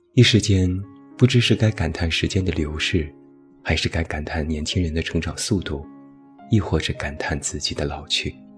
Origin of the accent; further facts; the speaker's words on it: China; 我们中国人